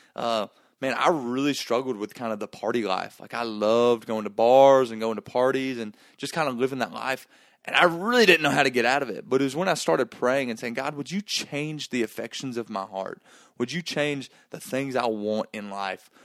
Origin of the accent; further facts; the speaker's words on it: Gainesville, Georgia, United States; I grew up in Gainesville, Georgia